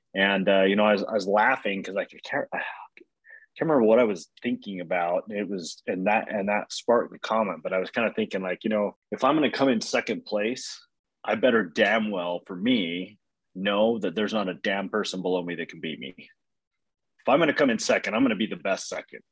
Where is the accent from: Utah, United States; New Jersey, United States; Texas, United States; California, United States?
Utah, United States; we're from Utah